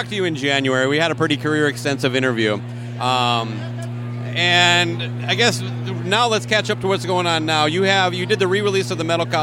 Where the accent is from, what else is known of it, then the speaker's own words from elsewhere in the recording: Twin Cities, Minnesota, United States; I'm from the Twin Cities